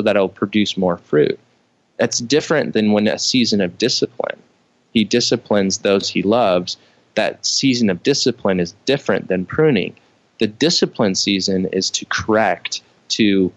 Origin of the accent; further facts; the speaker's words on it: Midwest, United States; I grew up in the Midwest